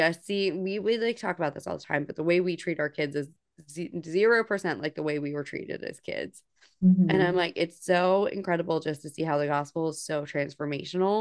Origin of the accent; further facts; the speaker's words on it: New Jersey, United States; now in the deep South, United States; I grew up in New Jersey. I live in the deep South now